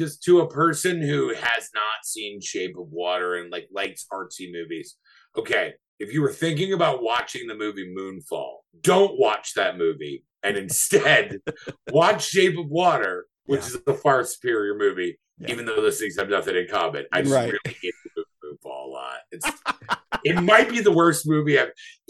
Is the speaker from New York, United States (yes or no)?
yes; New York City, New York, United States; It's also set in Staten Island, which is my hometown.